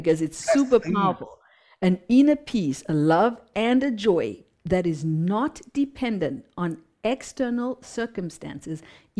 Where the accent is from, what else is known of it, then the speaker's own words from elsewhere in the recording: Zimbabwe; So even though I come from Zimbabwe, I come from hatred, I come from, physical abuse, sexual abuse, I come from an abusive past